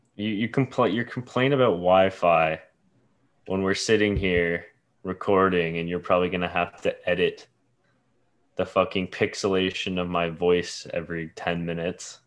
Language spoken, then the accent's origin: English; Canada; accent: Canadian; I'm a Canadian